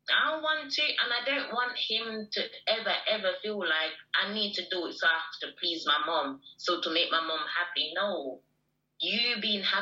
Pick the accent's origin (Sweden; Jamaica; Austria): Jamaica; I'm Jamaican.